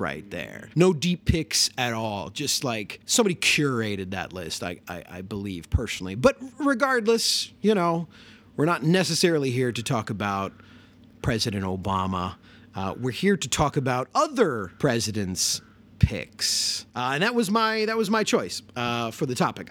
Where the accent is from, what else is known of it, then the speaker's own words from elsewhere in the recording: Chicago, Illinois, United States; as a Chicagoan